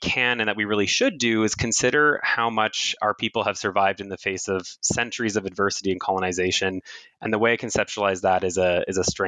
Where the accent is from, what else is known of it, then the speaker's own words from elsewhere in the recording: Athabasca, Alberta, Canada; now in Toronto, Canada; I grew up in Athabasca, Alberta